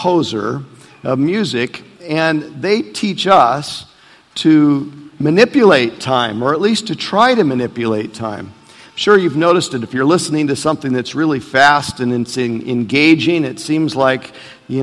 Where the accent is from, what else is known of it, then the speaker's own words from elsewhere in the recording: Portland, Oregon, United States; moved away; my hometown in Portland, Oregon